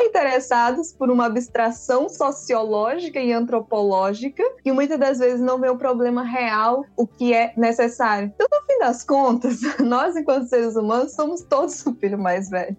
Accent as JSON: {"language": "Portuguese", "country": "Brazil", "tie": "born or raised there", "also_born_or_lived": "Guinea-Bissau"}